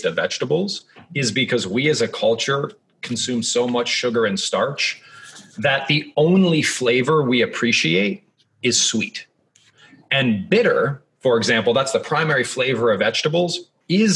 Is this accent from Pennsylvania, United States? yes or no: no; Columbus, Ohio, United States; I'm from the Midwest. I'm from Columbus, Ohio.